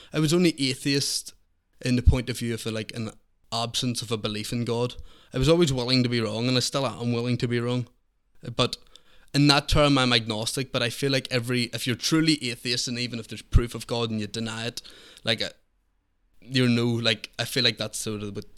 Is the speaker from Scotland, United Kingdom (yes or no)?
no; Belfast, Northern Ireland, United Kingdom; I grew up in East Belfast.